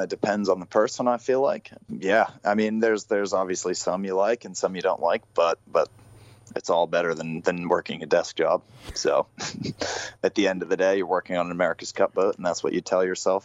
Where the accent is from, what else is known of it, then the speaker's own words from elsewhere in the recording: United States; accent: American; I'm about as American as it gets, but I do have a Kiwi passport.